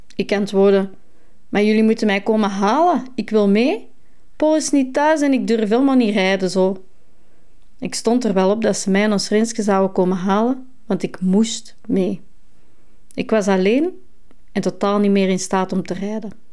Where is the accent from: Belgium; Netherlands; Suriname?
Belgium; Essen, Flanders; richting Overda, in mijn geboortedorp